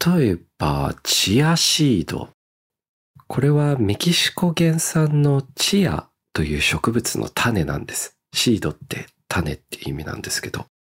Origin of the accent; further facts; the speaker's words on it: Australia; 僕の実家のオーストラリアで